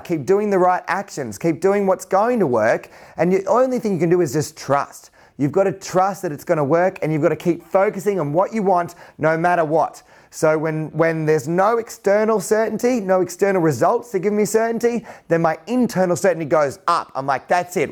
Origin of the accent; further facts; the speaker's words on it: Central Coast, north of Sydney, New South Wales, Australia; I grew up on the Central Coast, about two hours north of Sydney